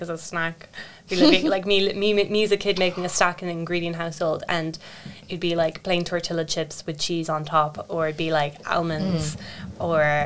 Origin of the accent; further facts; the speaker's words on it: Rosscarbery, Munster, Ireland; I'm from Roscarbery, so we have the Roscarbery meat